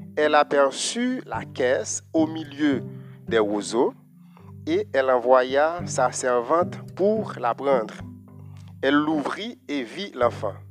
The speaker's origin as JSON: {"language": "French", "country": "Haiti", "said": "chez nous en Haïti"}